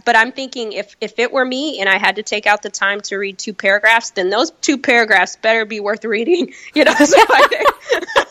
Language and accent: English; Chicago, Illinois, United States; also born or lived in California; now in New York, United States; I was born in California, raised in Chicago